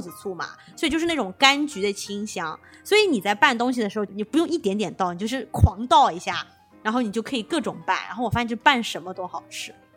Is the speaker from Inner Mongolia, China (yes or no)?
yes; Inner Mongolia, China; 我老家是内蒙古大草原的嘛